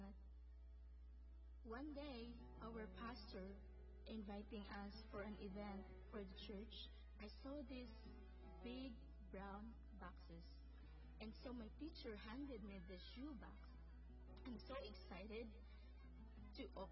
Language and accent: English; Philippines; moved away; I was born in the Philippines and growing up in a poor family